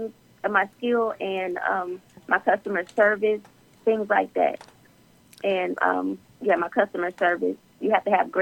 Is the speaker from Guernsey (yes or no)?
no; Myrtle Beach, South Carolina, United States; now in Atlanta, United States; I'm located now in Atlanta, Georgia, downtown. I'm from Myrtle Beach, South Carolina